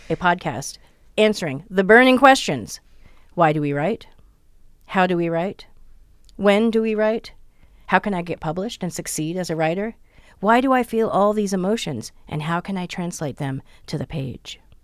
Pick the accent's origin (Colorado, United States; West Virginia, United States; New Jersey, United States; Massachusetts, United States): New Jersey, United States; I'm from New Jersey